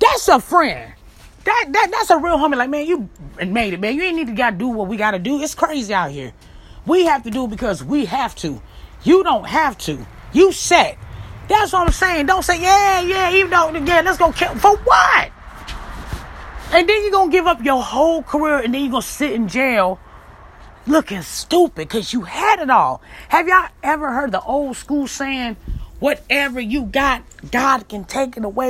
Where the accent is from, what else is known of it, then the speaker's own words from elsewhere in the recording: Chicago, Illinois, United States; I'm from Chicago, Illinois